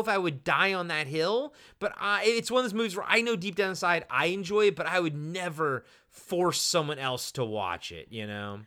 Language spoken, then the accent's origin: English; Roanoke, Virginia, United States; I was born in Roanoke, Virginia